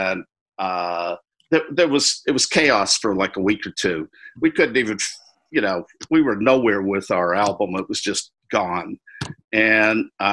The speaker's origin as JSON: {"language": "English", "region": "the North", "country": "United States", "moved": "as an adult", "said": "I was from the North"}